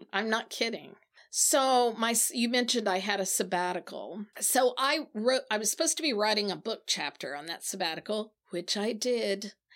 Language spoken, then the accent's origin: English; Branson, Missouri, United States; moved away; also born or lived in Nashville / South Carolina; I was raised in the Ozark Mountains of Southwest Missouri.